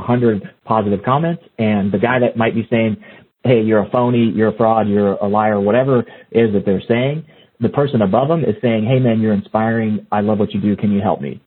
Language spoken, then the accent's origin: English; South Mississippi, United States; moved away; also born or lived in California; I grew up in South Mississippi, man. So I was in the heat of everything, you know, growing up. And it wasn't until I moved to California